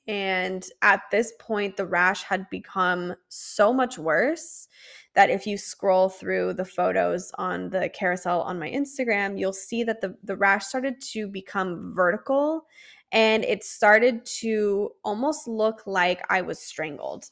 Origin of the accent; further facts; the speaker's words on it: San Diego, California, United States; I was born and raised in San Diego